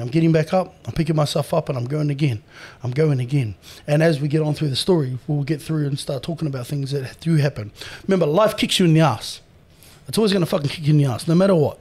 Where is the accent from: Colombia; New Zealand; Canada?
New Zealand; moved away as an adult; now in Australia; born and raised in New Zealand